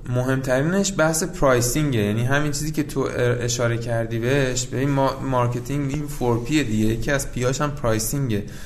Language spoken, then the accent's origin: Persian; Ahvaz, Khuzestan, Iran; من اصالتا یعنی من خودم متولد اهوازم هستم